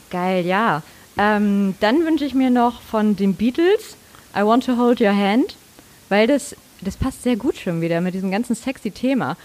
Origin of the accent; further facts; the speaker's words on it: Mecklenburg-Vorpommern, Germany; moved away as an adult; now in Hamburg, Germany; Ich komme aus Mecklenburg-Vorpommern